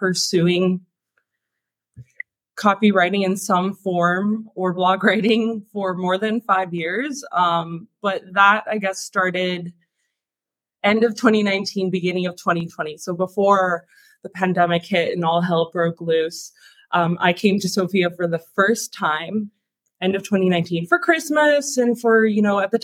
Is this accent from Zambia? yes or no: no; Canada; moved away as an adult; I moved from Canada. That's where I'm from.